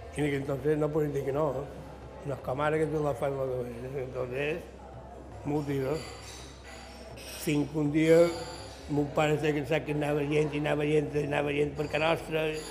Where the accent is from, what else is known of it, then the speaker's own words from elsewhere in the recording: Palma, Balearic Islands, Spain; also born or lived in Llucmajor; Vaig néixer a Palma.